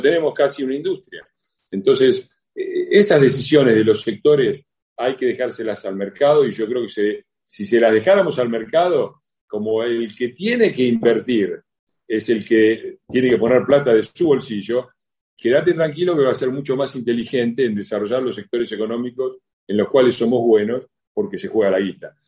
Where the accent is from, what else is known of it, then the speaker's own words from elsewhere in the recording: Argentina; somos buenos los argentinos